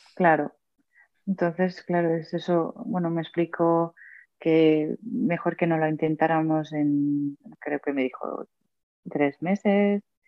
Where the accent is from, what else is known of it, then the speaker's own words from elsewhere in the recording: Mataró, Catalonia, Spain; yo soy de Mataró, un pueblo cerca de Barcelona